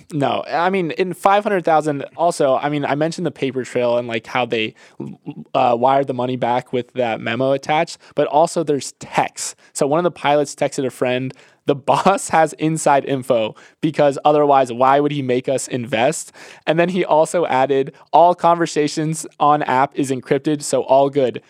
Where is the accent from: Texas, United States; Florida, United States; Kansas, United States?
Florida, United States; I grew up in Florida